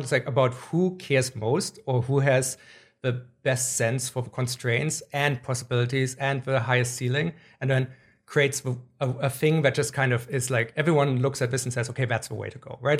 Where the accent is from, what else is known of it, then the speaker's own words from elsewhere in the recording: Germany; moved away; I grew up in Germany